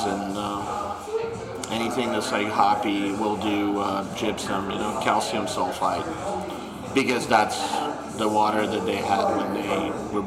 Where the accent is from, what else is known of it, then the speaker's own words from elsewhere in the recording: Moscow, Russia; also born or lived in Ukraine / Los Angeles, United States / Hawaii, United States; now in Colorado, United States; I was born in Ukraine and I grew up in Moscow.